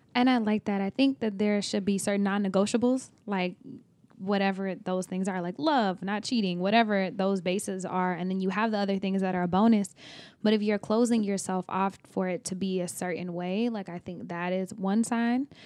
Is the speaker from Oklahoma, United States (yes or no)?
yes; Oklahoma, United States; also born or lived in Texas; now in California, United States; I am from Oklahoma, but I also lived in Texas.